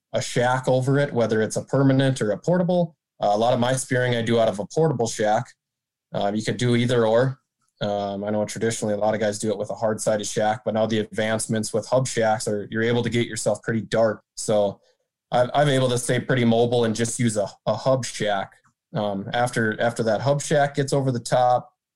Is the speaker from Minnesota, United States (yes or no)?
yes; Marshall, Minnesota, United States; now in East Grand Forks, United States; So I grew up in Southwest Minnesota, Marshall, Minnesota. I currently reside in East Grand Forks, Minnesota